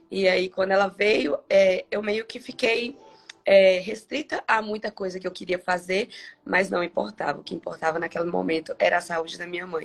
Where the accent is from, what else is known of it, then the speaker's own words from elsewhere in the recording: Eunápolis, Bahia, Brazil; now in Governador Valadares, Brazil; É, sou da Bahia, sou de Anápolis. Para quem não conhece, Anápolis é próximo a Porto Seguro, uns 30, 40 minutos.